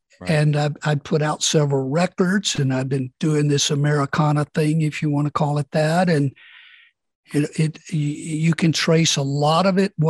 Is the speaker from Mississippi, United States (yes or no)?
yes; Mississippi, United States; born or raised there